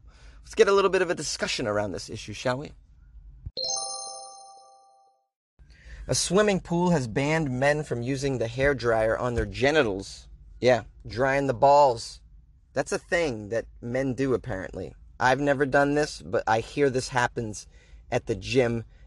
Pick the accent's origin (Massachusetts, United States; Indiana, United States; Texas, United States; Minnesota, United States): Massachusetts, United States; Boston; it's my hometown. But, Boston